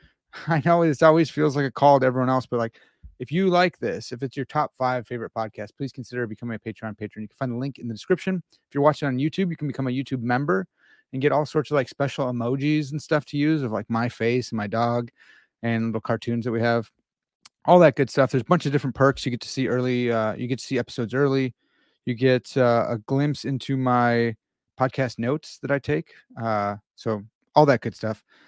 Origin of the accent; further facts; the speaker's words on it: Midwest, United States; I'm from the Midwest